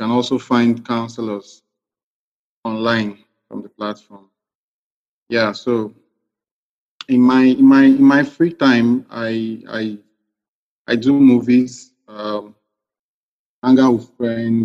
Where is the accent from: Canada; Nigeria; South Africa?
Nigeria; Port Harcourt, Rivers State; also born or lived in Dubai; I'm from River State. I'm from Kana LGA, Ogoni. I schooled in Port Harcourt, did my secondary school year